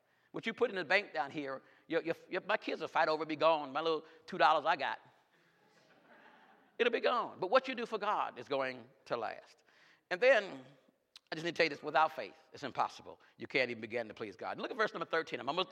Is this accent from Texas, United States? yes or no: no; New York, United States; I'm from New York.